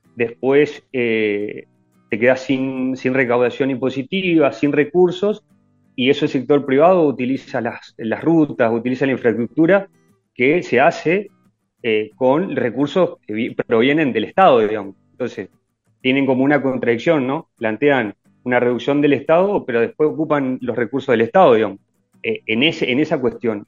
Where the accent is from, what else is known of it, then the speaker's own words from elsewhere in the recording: Argentina; pensamos en Argentina como propio, digamos, como propios argentinos